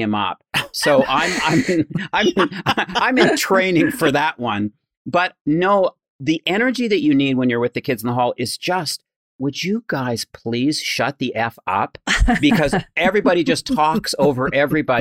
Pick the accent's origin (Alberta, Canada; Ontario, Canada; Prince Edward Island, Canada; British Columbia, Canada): Alberta, Canada; moved away as an adult; also born or lived in Toronto; Mark and I came from Alberta